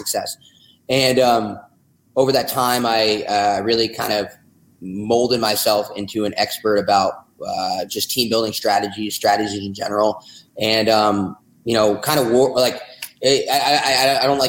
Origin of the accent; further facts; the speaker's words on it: New Jersey, United States; now in Austin, United States; I'm from New Jersey